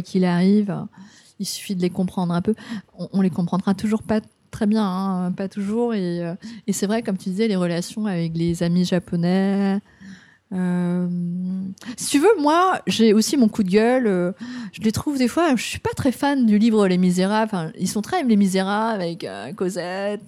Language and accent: French; France; moved away as an adult; also born or lived in Vietnam; now in Japan; je suis française, hein, je suis, je suis, je suis née au Vietnam, j'étais adoptée